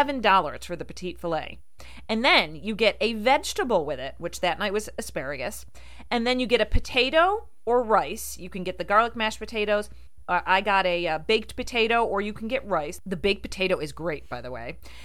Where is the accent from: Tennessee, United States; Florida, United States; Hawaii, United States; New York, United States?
New York, United States; Rochester; growing up in the Rochester area and my family being from New Jersey, we used to go to Atlantic City all the time.